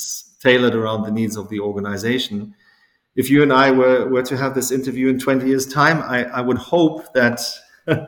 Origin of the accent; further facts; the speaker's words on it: South Africa; moved away; growing up in South Africa at that time as a teenager